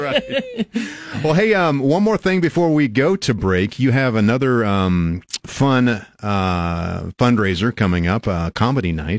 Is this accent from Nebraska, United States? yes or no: yes; Albion, Nebraska, United States; I grew up in Albion, small town. I knew everybody.